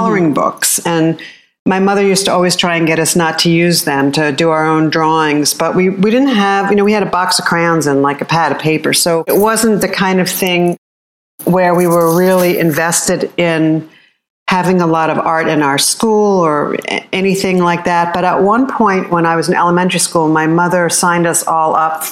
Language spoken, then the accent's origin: English; outside of Philadelphia, Pennsylvania, United States; I was born outside of Philadelphia, Pennsylvania, and I was the youngest child